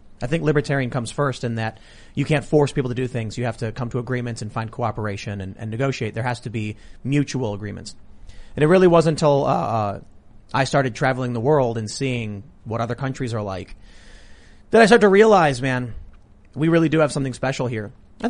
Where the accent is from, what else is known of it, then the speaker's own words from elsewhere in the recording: Chicago, Illinois, United States; I grew up here. I grew up in Chicago.